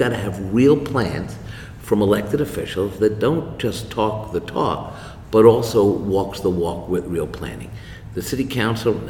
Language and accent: English; New York City, New York, United States; I'm a born and raised New Yorker. I went to public school here. I grew up in Washington Heights